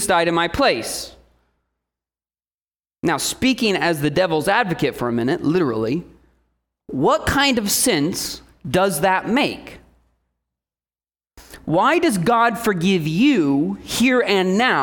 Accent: Indiana, United States; moved away; I came from Indiana

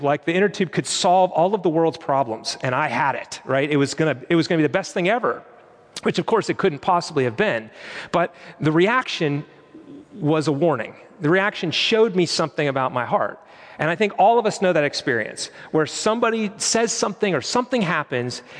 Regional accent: Western Pennsylvania, United States; Growing up in Western Pennsylvania in the winter, it's pretty bleak, gray skies, it's cold.

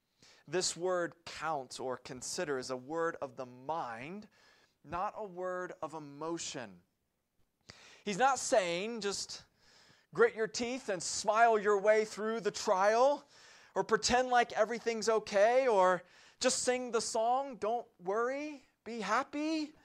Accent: the South, United States; Or my favorite, growing up in the South, when life gives you lemons, make lemonade.

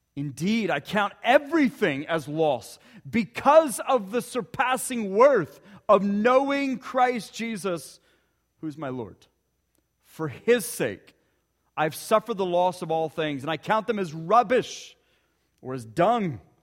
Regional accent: Ponca City, Oklahoma, United States; growing up in Ponca City, Oklahoma, about an hour from here

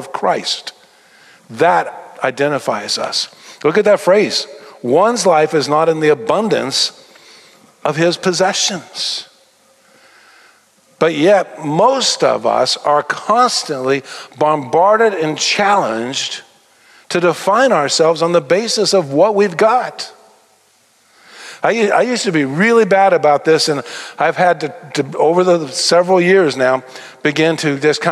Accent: Tennessee, United States; now in Texas, United States; I am a Texan. I got here as fast as I could. I was born in Tennessee

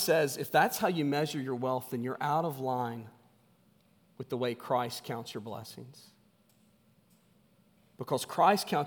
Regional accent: West Virginia, United States; I grew up in West Virginia. I grew up in a coal mining

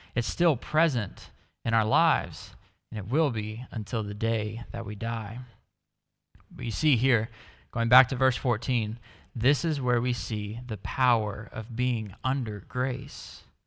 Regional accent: Dallas, Texas, United States; moved away; I come from Dallas in the US

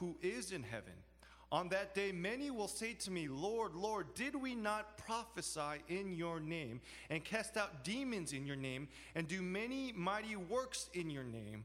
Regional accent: Los Angeles, California, United States; now in New York, United States; I grew up in Los Angeles. Now I live in New York.

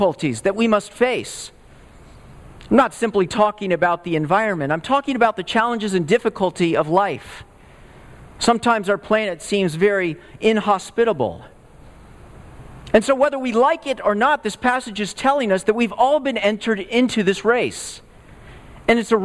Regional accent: Texas, United States; moved away; I grew up in the Southwest, in Texas

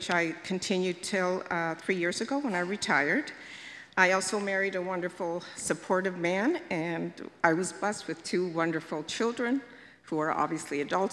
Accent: Hamilton, Ontario, Canada; I was born in Hamilton and lived here all my life.

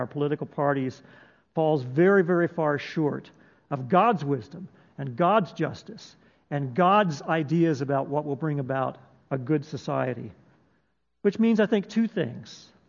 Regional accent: United States; We are American citizens. We're also citizens of the kingdom of God.

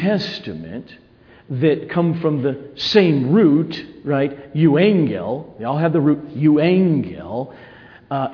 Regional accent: United States; I'm an American, I became a Christian in 1981

